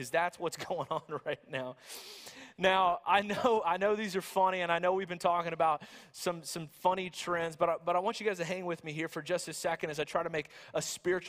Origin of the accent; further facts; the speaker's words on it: the South, United States; I'm from the South